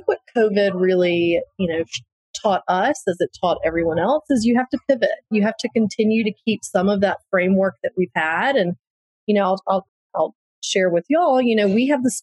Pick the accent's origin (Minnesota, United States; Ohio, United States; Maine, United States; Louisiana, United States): Louisiana, United States; New Orleans; I'm from New Orleans. I've lived through Katrina